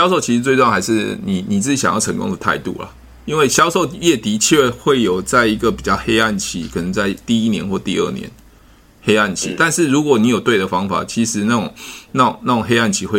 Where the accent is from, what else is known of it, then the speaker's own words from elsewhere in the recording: Taoyuan, Taiwan; 我我桃园人啊，我我以前是、啊、